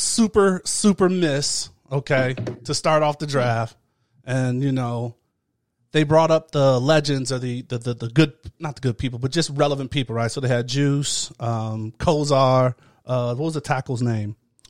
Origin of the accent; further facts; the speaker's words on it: Midwest, United States; moved away; I'm from the Midwest